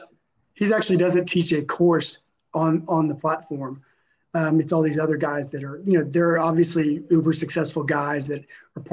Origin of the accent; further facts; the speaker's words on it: United States; my entire life of schooling, growing up in the States